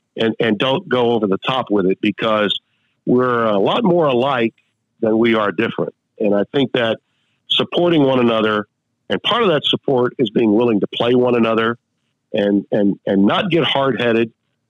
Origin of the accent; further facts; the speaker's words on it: Shreveport, Louisiana, United States; also born or lived in Monroe, Louisiana / Baton Rouge, Louisiana / New Orleans, Louisiana; I was raised in Shreveport. I went to school in Monroe. I made a name for myself in my career in Baton Rouge and New Orleans. And I spent a hell of a lot of time growing up in Southwest Louisiana, coming down to Lafayette.